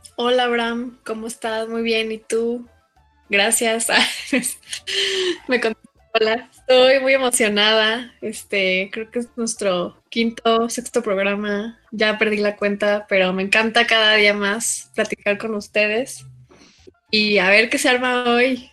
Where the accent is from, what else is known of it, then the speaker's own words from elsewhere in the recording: Mexico; yo soy mexicana, ¿no? Soy mexicana